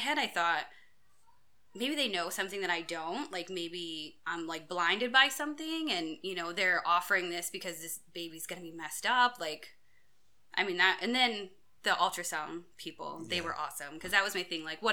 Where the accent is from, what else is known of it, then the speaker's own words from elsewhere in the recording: United States; I grew up in a town close to a town called Princeton